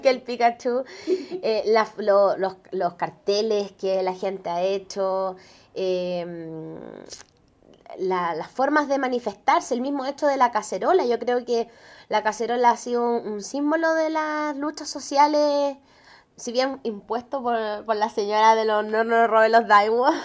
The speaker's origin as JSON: {"language": "Spanish", "country": "Chile"}